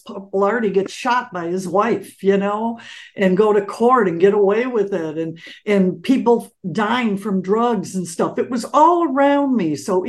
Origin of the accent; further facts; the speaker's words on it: Detroit, Michigan, United States; also born or lived in Los Angeles; when I came from Detroit, you know, it was a different thing.